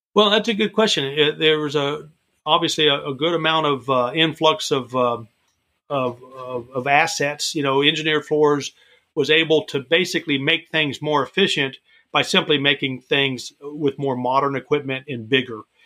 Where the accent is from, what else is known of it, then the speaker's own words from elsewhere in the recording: Florida, United States; growing up in Florida, um, I would walk to the beaches out there